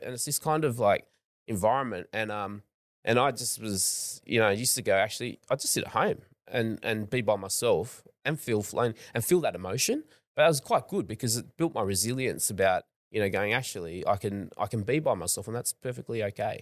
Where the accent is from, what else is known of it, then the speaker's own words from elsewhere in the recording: Australia; I'm from Australia